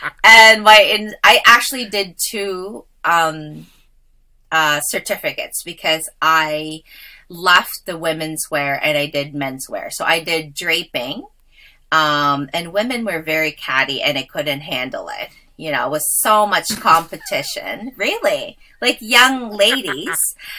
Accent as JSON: {"language": "English", "town": "Wolfville", "region": "Nova Scotia", "country": "Canada", "tie": "born or raised there", "said": "because I grew up in the Valley. When we first immigrated, I grew up in Gaspereau, Wolfville."}